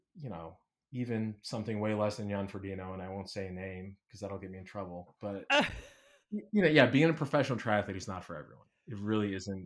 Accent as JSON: {"language": "English", "town": "Chicago", "region": "Illinois", "country": "United States", "tie": "born or raised there", "said": "I grew up in Chicago"}